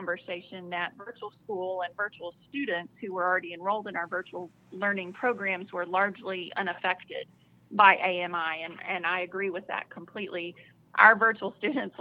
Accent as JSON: {"language": "English", "region": "Southeast Texas", "country": "United States", "tie": "born or raised there", "moved": "yes", "lives_now": "Arkansas, United States", "said": "I grew up in Southeast Texas"}